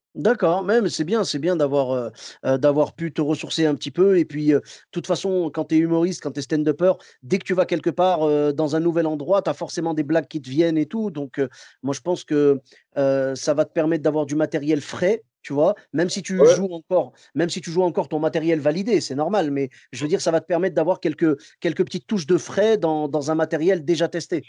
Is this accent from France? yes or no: no; Morocco; moved away; je suis marocain